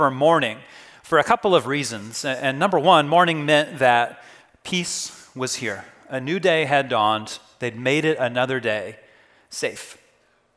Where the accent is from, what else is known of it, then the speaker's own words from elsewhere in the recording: Kansas, United States; Growing up in Kansas, we took a lot of road trips for vacation